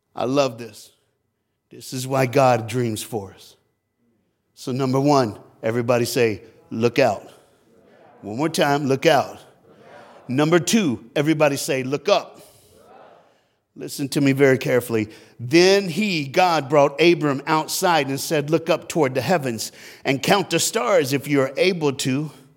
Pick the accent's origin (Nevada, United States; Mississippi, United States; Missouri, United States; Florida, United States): Florida, United States; I'm from Florida